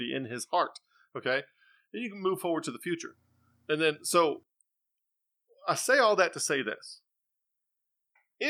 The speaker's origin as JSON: {"language": "English", "country": "United States", "said": "I'm an American"}